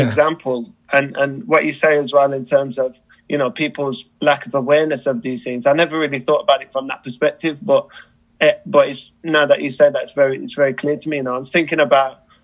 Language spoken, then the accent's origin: English; United Kingdom; as a British person